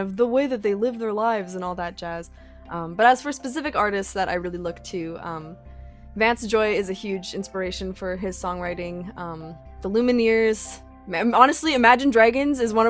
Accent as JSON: {"language": "English", "area": "outside Edmonton, past Sherwood Park", "region": "Alberta", "country": "Canada", "tie": "born or raised there", "also_born_or_lived": "Fort McMurray", "said": "I actually live on an acreage just outside of Edmonton, past Sherwood Park"}